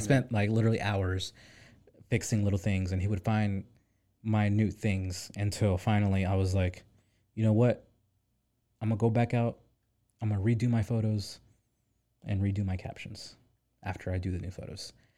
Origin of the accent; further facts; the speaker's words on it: Pine Bluff, Arkansas, United States; also born or lived in San Diego / Little Rock; I'm originally from Pine Bluff, Arkansas, the hood